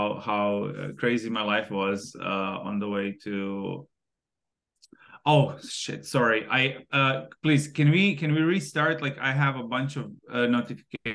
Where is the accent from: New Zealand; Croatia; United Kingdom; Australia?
Croatia; Zagreb, City of Zagreb; moved away as an adult; also born or lived in Rijeka / Tokyo, Japan; I was born in Rijeka, grew up in Zagreb.